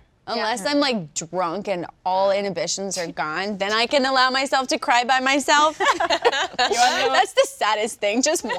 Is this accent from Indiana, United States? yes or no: no; Texas, United States; now in Los Angeles, United States; I'm from Texas.